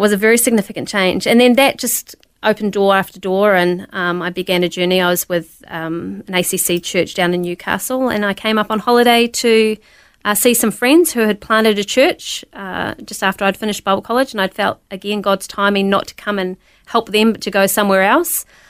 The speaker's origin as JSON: {"language": "English", "country": "New Zealand", "tie": "born or raised there", "said": "I was born in New Zealand"}